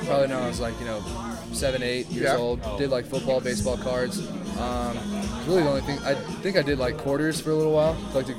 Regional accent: Jacksonville, Florida, United States; moved away; I grew up in Jacksonville

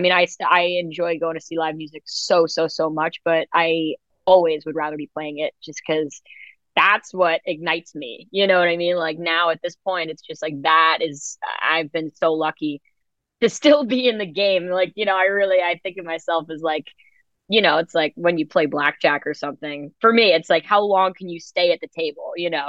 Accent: New York City, New York, United States; I grew up in New York City, like, you know, the elevator was such a huge place of performance for me

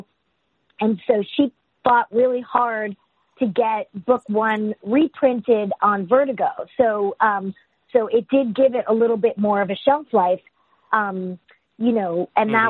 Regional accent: New York City, New York, United States; I grew up in New York City, and, you know, so I was constantly surrounded by art

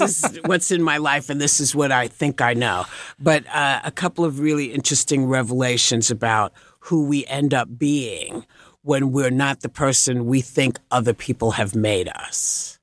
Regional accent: New York, United States; I grew up in New York, which was always a sports town

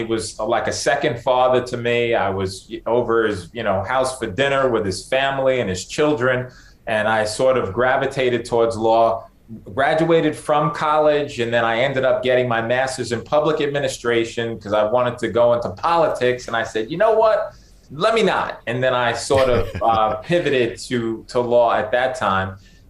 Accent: New York City, New York, United States; I was born and raised in the Bronx.

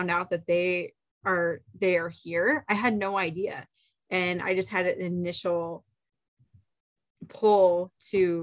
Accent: Iowa, United States; I am born and raised in Iowa

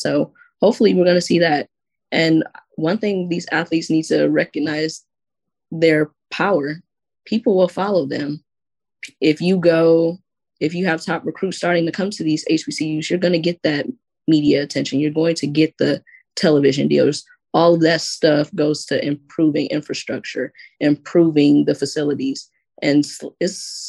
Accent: Detroit, Michigan, United States; I'm from Detroit, so I love when people comment on my accent, even though I don't feel like I have one.

